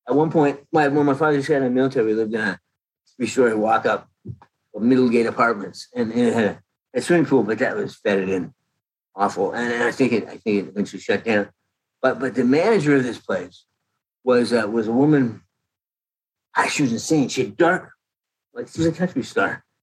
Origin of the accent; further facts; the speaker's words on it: Canada; now in United States; I came to Canada I came from Canada in 1979.